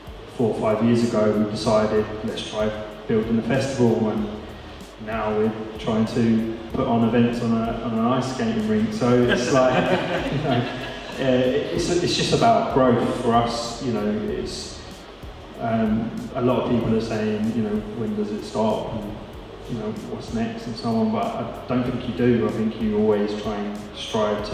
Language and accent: English; Bedford, East of England, United Kingdom; I'm from Bedford